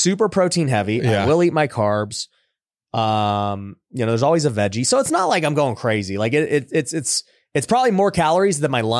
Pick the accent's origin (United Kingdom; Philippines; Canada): Philippines; Dude, I love them. I'm Filipino, dude. I love dried mangoes.